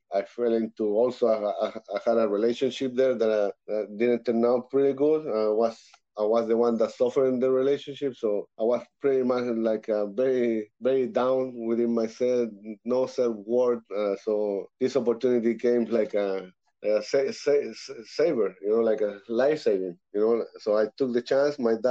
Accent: Santiago, Santiago Metropolitan Region, Chile; moved away as an adult; now in Canada; I'm from born and raised in Santiago, Chile, South America. I'm now living in Canada

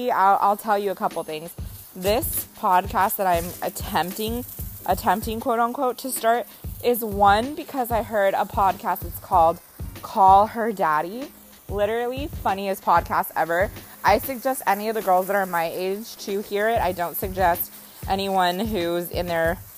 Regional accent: Costa Rica; moved away; also born or lived in Bay Area, California; I am from Costa Rica

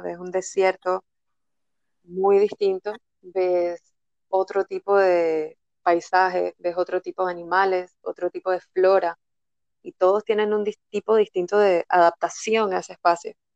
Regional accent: Panama; moved away as an adult; also born or lived in Netherlands; yo soy de Panamá

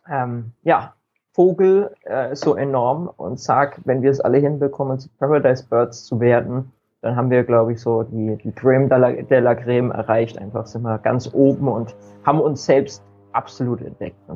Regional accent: Bavaria, Germany; ich ja, komme aus dem schönen Frankeland in Deutschland, also äh, Norden von Bayern

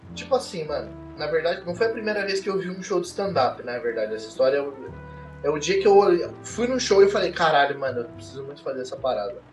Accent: Mogi das Cruzes, São Paulo, Brazil; eu sou de Mogi das Cruzes

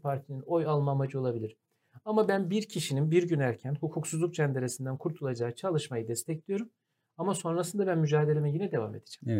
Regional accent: Kırıkkale, Turkey; ben de Kırıkkale'liyim yani Anadolu'nun ortasından bir insanım.

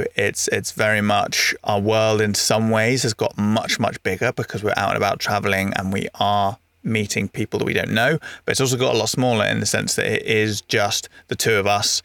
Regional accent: Devon, South West England, United Kingdom; moved away; when I grew up in Devon, I was part of an 11-a-side team

